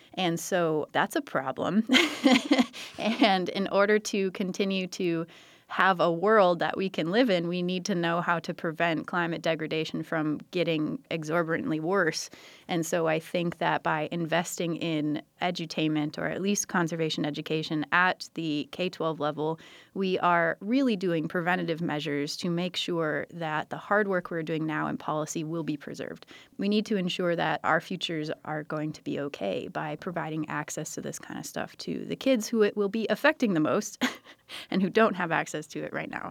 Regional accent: United States; now in Milwaukee, United States; I grew up on the San Croix River

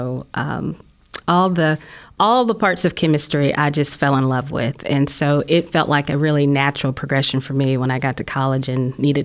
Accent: Huntsville, Alabama, United States; I grew up here in Huntsville

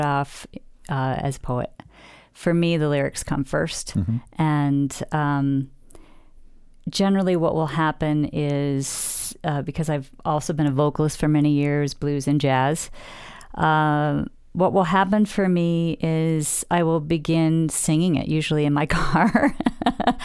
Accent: Western New York, United States; moved away; the homestead that I grew up in back in Western New York

